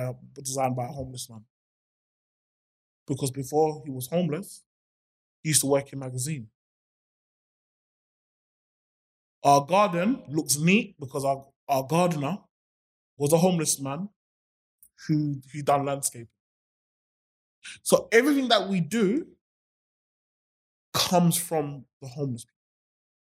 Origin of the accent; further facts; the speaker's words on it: London, United Kingdom; I'm a guy from Summerlayton